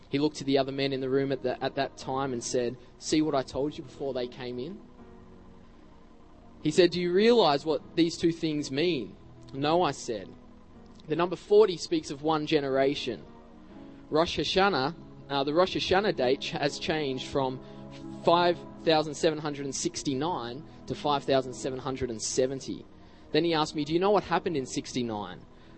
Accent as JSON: {"language": "English", "country": "Australia", "said": "As I walked in, I said, I'm an evangelist from Australia."}